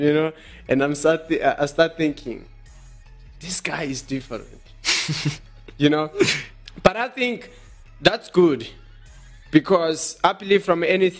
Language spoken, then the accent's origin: English; Johannesburg, Gauteng, South Africa; Yeah, we are from Johannesburg in South Africa.